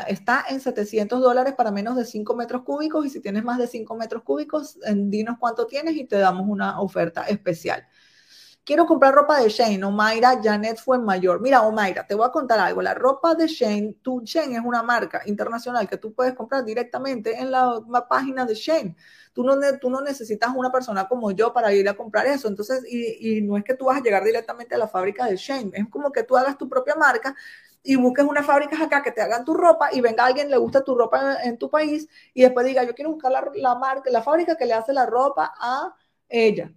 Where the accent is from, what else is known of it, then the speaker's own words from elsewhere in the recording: Caracas, Capital District, Venezuela; moved away as an adult; also born or lived in Valencia, Venezuela; now in Guangzhou, China; yo soy de Caracas y vivía en una ciudad que se llama Valencia